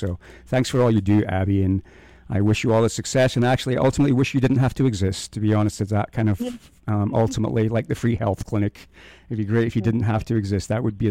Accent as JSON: {"language": "English", "region": "Scotland", "country": "United Kingdom", "moved": "yes", "lives_now": "Moab, United States", "said": "I'm a Scotsman."}